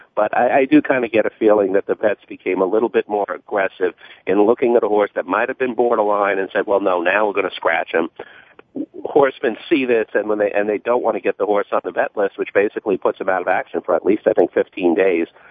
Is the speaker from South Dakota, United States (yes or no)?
no; New York City, New York, United States; New York native. I grew up in Queens and actually Queens Village